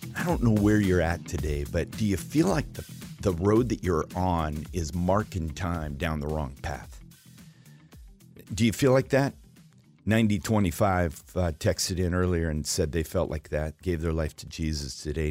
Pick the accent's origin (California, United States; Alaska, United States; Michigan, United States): Alaska, United States; I was raised in Alaska